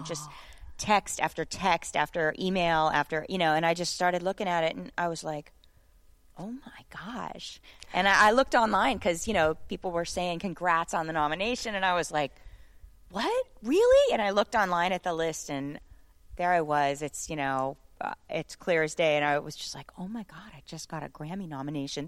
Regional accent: St. Petersburg, Florida, United States; I'm just a little girl from Saint Petersburg, Florida

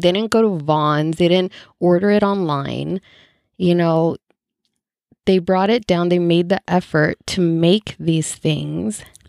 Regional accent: El Salvador; now in United States; El Salvador

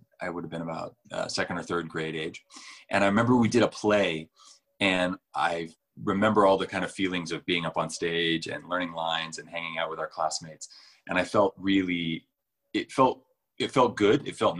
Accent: Belgrade, Montana, United States; moved away as an adult; also born or lived in London; I'd grown up in Belgrade

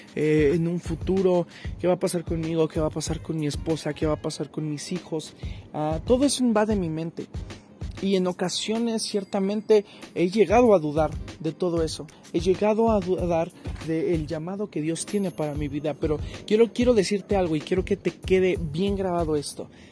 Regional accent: Mexico; yo soy mexicano

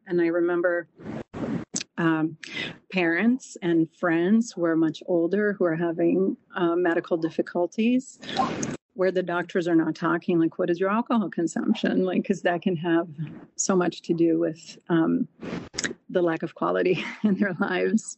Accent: Brazil; moved away as an adult; now in United States; I grew up in Brazil

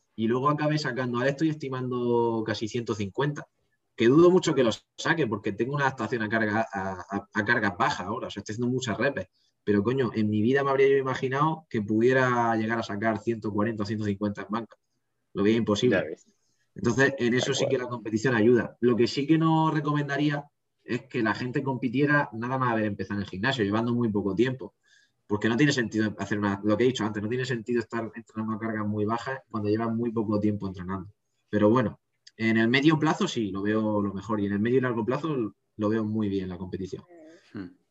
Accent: Region of Murcia, Spain; dije que era de Murcia

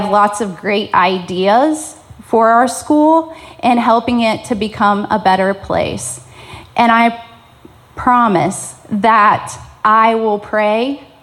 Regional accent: Franklin County, Indiana, United States; I am from Franklin County, born and raised here. My grandparents are from Franklin County, and … I decided that we were also going to raise our three children here.

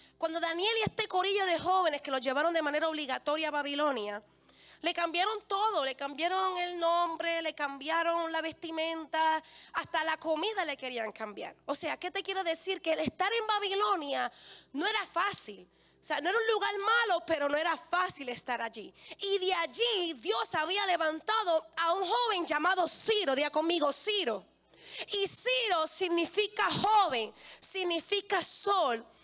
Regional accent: Bayamón, Puerto Rico; si yo vengo de Bayamón

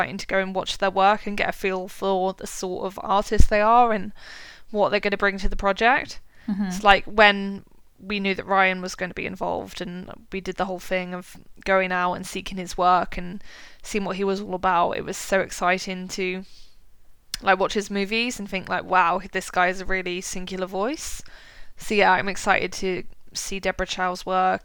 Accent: United Kingdom; us as British people

